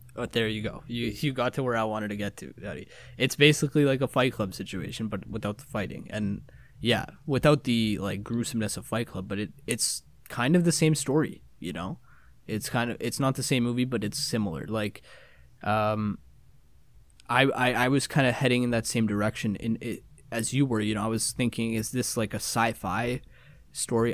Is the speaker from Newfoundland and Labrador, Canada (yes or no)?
no; Toronto, Ontario, Canada; my hometown of Toronto